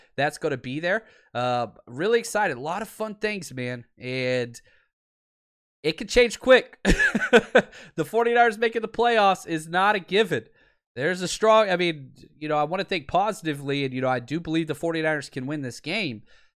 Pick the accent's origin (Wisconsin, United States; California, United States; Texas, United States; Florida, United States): Texas, United States; Dallas; moved away; I'm from Dallas, so it'd be cool to go home and party with some buddies.